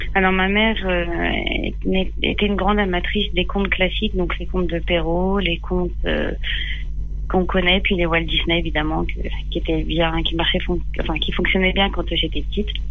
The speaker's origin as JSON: {"language": "French", "town": "Les Mureaux", "region": "Île-de-France", "country": "France", "tie": "born or raised there", "moved": "as an adult", "said": "j'ai grandi au Mureau euh, dans... jusqu'à mes 18 ans, puis après je suis partie."}